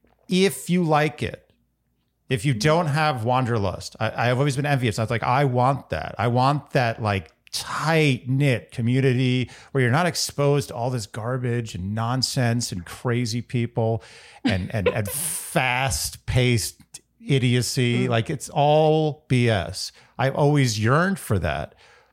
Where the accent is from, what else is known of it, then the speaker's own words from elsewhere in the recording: New York City, New York, United States; I was born and raised in Manhattan